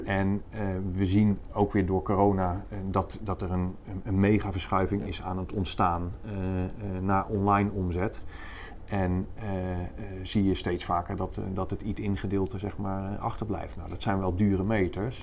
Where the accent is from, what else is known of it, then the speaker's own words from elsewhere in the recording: North Brabant, Netherlands; ik kom uit Brabant